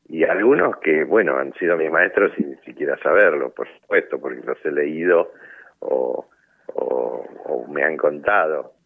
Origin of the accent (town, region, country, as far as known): Argentina